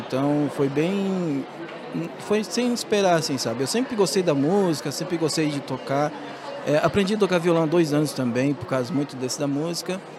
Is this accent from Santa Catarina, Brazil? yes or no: yes; Santa Catarina, Brazil; somos é, originários aqui desse estado de Santa Catarina.